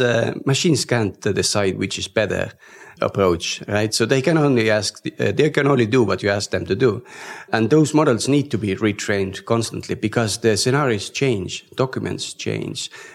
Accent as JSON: {"language": "English", "country": "Estonia", "said": "we come from Estonia, which is digitally very advanced"}